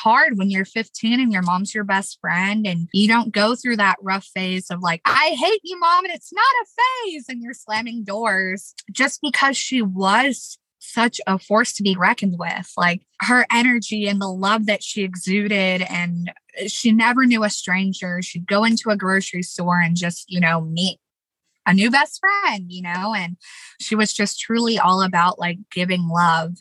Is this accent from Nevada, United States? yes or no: yes; Las Vegas, Nevada, United States; moved away as an adult; also born or lived in Chicago; I was born and raised in Las Vegas, Nevada